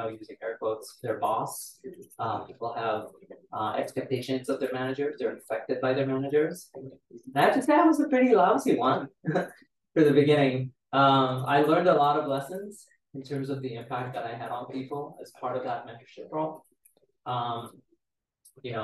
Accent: Israel; moved away as an adult; now in Seattle, United States; I was born and raised in Israel to Romanian Jewish immigrants

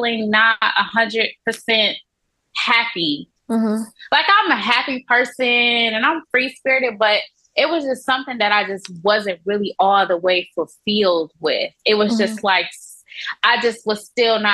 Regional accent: Buchanan, Michigan, United States; also born or lived in Atlanta, Georgia / Scottsdale, Arizona; now in Mexico; I am originally from Michigan. It's a small town called Buchanan, Michigan.

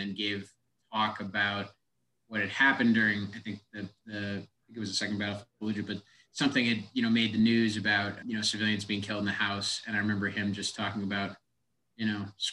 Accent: East Central Massachusetts, United States; also born or lived in Worcester, Massachusetts; I'm from Massachusetts originally. Was born in Worcester, Massachusetts, and grew up in East Central Massachusetts

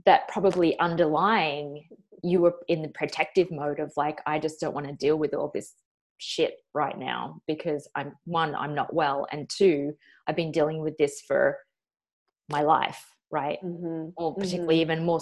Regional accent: Australia; I'm white Australian

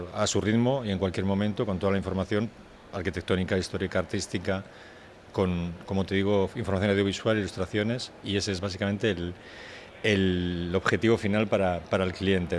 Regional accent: Bilbao, Basque Country, Spain; yo soy de Bilbao

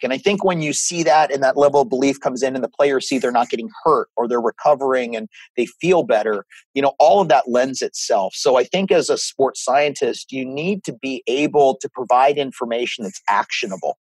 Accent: Northern Virginia, United States; I grew up in Northern Virginia

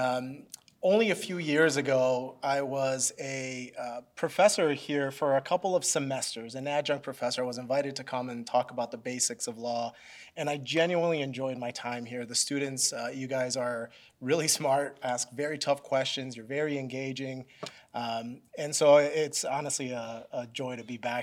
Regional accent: Mexico City, Mexico; moved away; also born or lived in Philadelphia, Pennsylvania, United States / West Michigan, United States; I was actually born in Mexico City and lived there until I was about six.

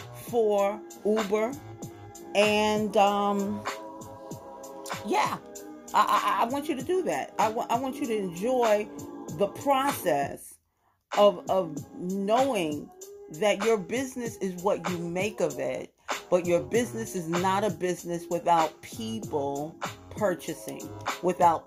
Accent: New York City, New York, United States; I'm from Brooklyn

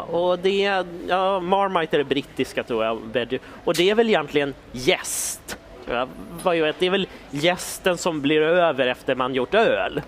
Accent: Stockholm, Stockholm County, Sweden; vi i Stockholm

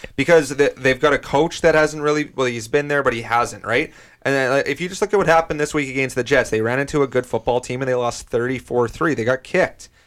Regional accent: Canada; as a Canadian fan

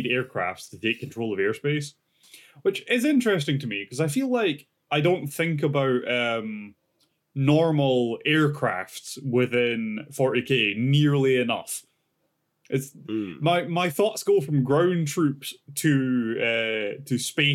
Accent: Scotland, United Kingdom; being Scottish

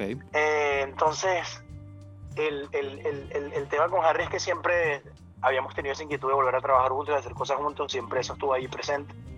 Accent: Venezuela; now in London, United Kingdom; cuando estaba creciendo en Venezuela

